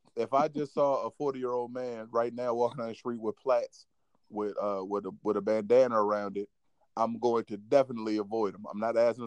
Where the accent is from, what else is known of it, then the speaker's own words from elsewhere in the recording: Virginia, United States; I'm from Virginia